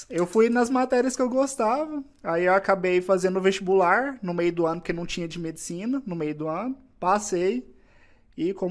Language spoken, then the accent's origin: Portuguese; Goiânia, Goiás, Brazil; Eu sou de Goiânia.